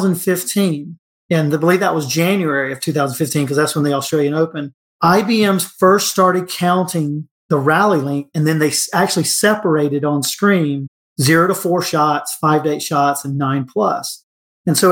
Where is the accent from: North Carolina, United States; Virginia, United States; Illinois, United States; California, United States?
North Carolina, United States; Cary; Cary, North Carolina, which is my hometown